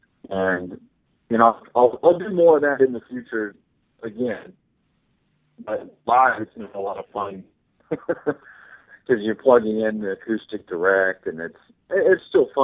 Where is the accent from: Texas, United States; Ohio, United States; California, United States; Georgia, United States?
Texas, United States; I had a heavy band when I grew up in Texas